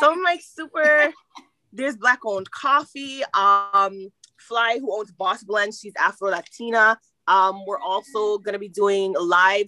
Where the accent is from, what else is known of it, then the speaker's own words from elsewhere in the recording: Jamaica; I am Jamaican.